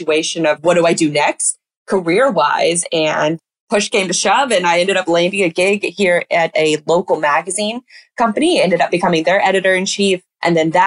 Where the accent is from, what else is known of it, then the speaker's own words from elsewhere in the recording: Jacksonville, Florida, United States; I'm born and raised in Jacksonville, Florida